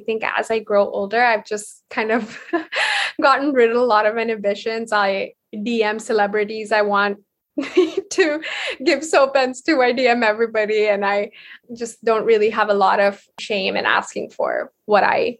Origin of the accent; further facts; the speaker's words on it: India; So growing up in India, I was very, very interested in, I think, art in general, more, I wouldn't say design specifically.